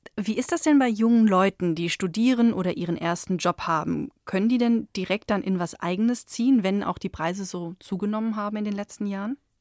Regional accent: Germany; bei uns in Deutschland

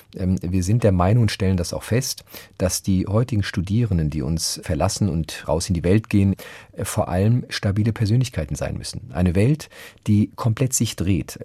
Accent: Frankfurt am Main, Hesse, Germany; moved away as an adult; also born or lived in Berlin; das ist meine Heimat

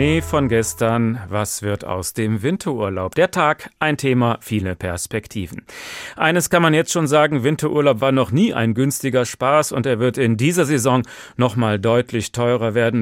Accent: Hesse, Germany; bei uns in Hessen

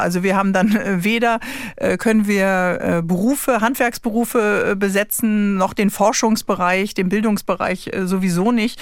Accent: Northern Germany, Germany; ich komme jetzt oben aus Norddeutschland vom Wasser

